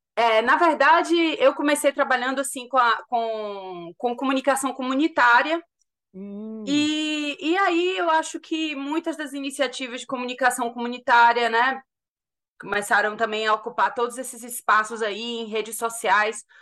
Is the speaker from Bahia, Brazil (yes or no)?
yes; Salvador, Bahia, Brazil; moved away as an adult; also born or lived in United States / United Kingdom; now in London, United Kingdom; Eu sou de Salvador. Sim. Eu me formei em Salvador, na Católica